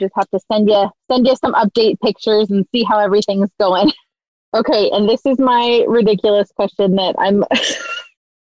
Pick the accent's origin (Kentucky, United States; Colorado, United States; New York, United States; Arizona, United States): Arizona, United States; Phoenix; now in Utah, United States; I grew up in Phoenix